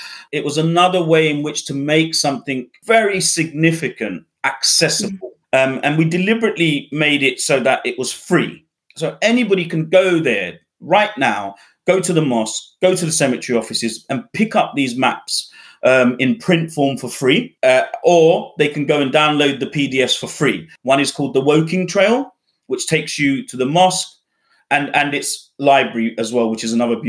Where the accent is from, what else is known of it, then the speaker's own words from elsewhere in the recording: Bangladesh; born there; obviously, I was born in Bangladesh. There aren't any travel narrative books written on Bangladesh. And so I'd love to write that. And that would be obviously more about exploring my Bangladeshi identity.